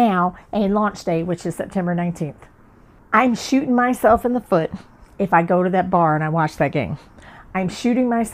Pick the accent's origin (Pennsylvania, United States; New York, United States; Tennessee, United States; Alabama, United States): Alabama, United States; moved away as an adult; also born or lived in Chicago, Illinois / Atlanta, Georgia; now in San Diego, United States; when we moved here from Chicago down to Alabama